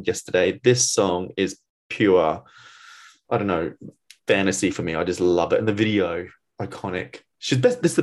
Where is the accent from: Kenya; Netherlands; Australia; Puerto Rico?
Australia; moved away; I'm from Australia